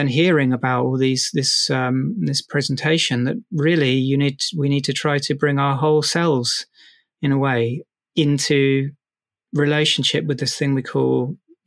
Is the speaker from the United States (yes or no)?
no; London, United Kingdom; growing up in South London